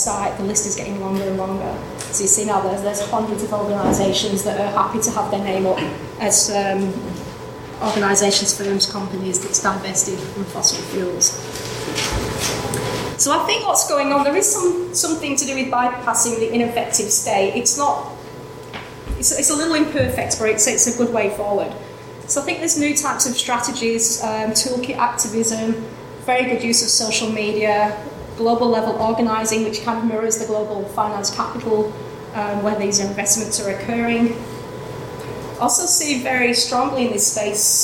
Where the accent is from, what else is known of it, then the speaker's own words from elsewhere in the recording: Brisbane, Queensland, Australia; Brisbane, which is my hometown